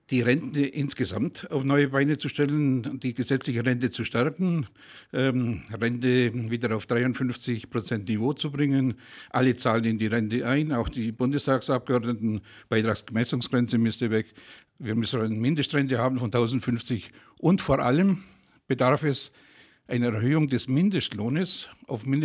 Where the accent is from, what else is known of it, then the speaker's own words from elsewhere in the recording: Ulm area, Germany; now in Senden, Germany; Ich komme aus der Ulmer Gegend, wohne ja auch dort in Senden. Ähm, ich komme aber aus Altersried, ich bin also ein altes Rieder sozusagen